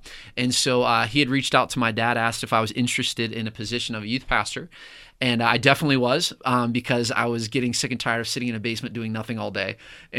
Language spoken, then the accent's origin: English; Pittsburgh, Pennsylvania, United States; I was raised in Pittsburgh, and my parents are pastors.